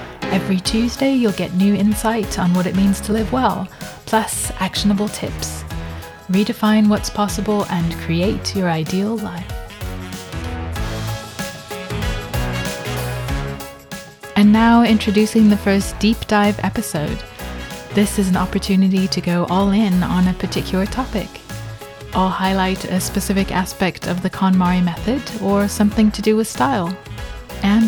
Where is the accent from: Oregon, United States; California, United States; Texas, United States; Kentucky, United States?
California, United States; Los Angeles; now in London, United Kingdom; As a child growing up in Los Angeles